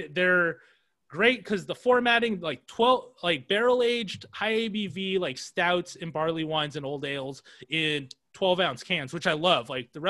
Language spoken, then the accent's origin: English; California, United States; Sorry, I'm from California.